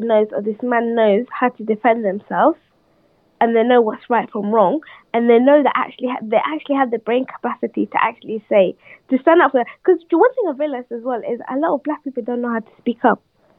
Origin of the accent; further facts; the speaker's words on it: London, United Kingdom; moved away as an adult; also born or lived in Sudan / Sweden; now in Milton Keynes, United Kingdom; being Somali African, you know, growing up in London